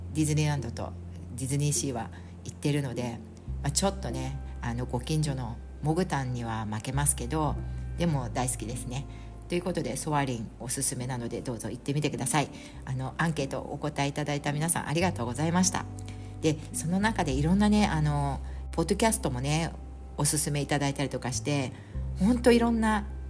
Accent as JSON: {"language": "Japanese", "region": "Chiba", "country": "Japan", "said": "私千葉県民で"}